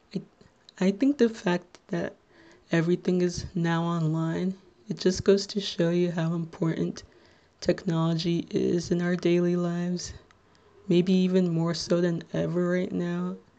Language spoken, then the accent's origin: English; Little Ferry, New Jersey, United States; I am from Little Ferry, New Jersey, which, if you're not familiar with, it's in Bergen County, the neighboring town between Hackensack and Teaneck